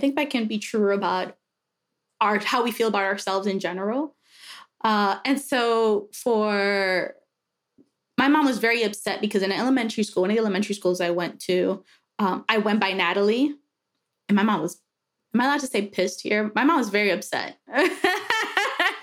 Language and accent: English; New York City, New York, United States; moved away as an adult; also born or lived in Dominican Republic / Miami; now in Pittsburgh, United States; I'm originally from New York City, actually Dominican Republic. My mom flew to Miami so I could be a natural born citizen and then flew back to Dominican Republic before we moved to New York